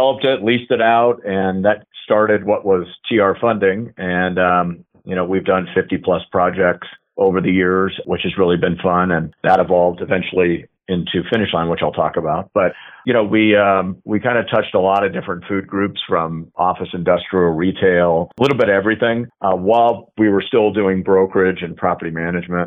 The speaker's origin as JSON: {"language": "English", "region": "Southern California", "country": "United States", "tie": "born or raised there", "said": "as a kid growing up in Southern California"}